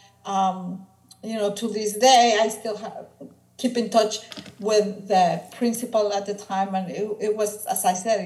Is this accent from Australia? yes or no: no; Mexico City, Mexico; moved away as an adult; also born or lived in Detroit, Michigan / Akron, Ohio; now in Indiana, United States; I was born and raised in Mexico City.